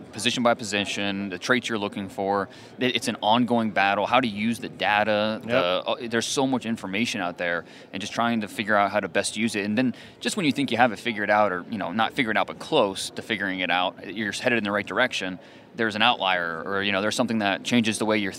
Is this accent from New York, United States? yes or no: no; Cleveland, Ohio, United States; I grew up in Northeast Ohio. I'm a Cleveland guy